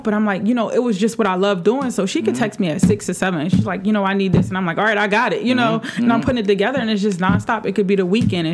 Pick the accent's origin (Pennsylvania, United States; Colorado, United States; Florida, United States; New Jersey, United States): Pennsylvania, United States; Philadelphia; I'm from West Philly. You know what I mean? I'm from this neighborhood.